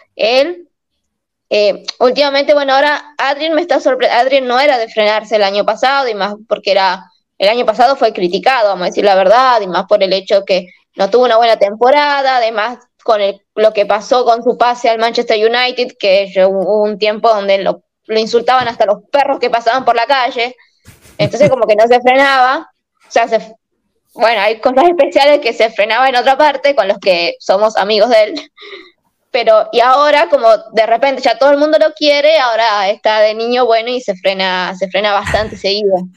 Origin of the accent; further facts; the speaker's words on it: Argentina; moved away as an adult; also born or lived in Milan, Italy; now in Turin, Italy; Yo soy argentina